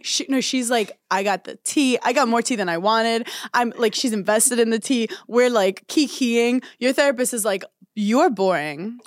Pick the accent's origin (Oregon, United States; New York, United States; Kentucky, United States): New York, United States; I'm a New Yorker